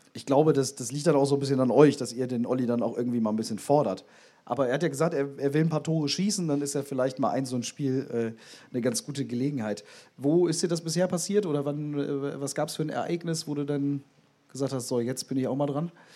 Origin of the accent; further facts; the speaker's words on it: Bremen, Germany; now in Bielefeld, Germany; ich komme auch so aus deiner Ecke. Echt? Auch aus Bremen